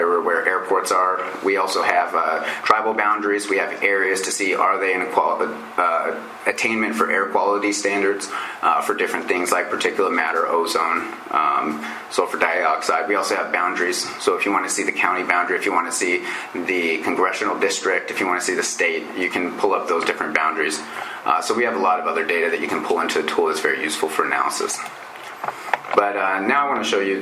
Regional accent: Montana, United States; I'm from Montana

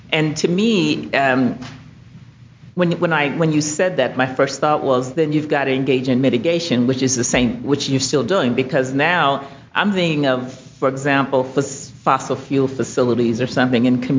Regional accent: Mobile, Alabama, United States; So I'm from Alabama, and um, I really appreciated your presentation.

